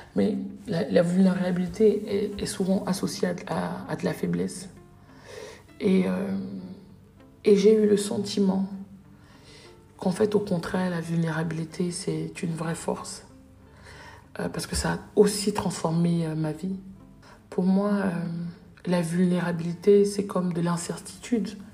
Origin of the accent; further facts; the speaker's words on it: Cameroon; chez nous au Cameroun